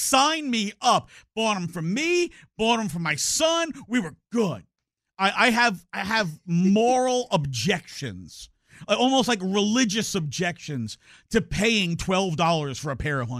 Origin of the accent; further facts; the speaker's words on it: New York, United States; My birthday's in the middle of the year, and growing up in New York, it was right around graduation time.